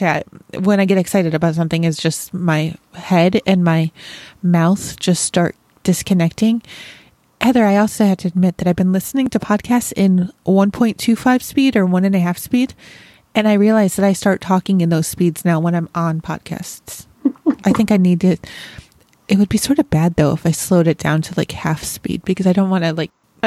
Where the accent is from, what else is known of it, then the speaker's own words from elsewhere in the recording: Rochester, New York, United States; I grew up in Rochester